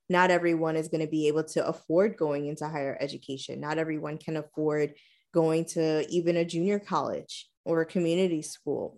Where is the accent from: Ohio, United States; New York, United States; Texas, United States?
New York, United States; right here in my hometown.